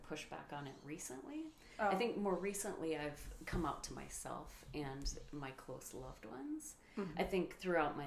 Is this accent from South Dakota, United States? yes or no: yes; Sioux Falls, South Dakota, United States; I was born in Sioux City, Iowa, and raised in Sioux Falls, South Dakota.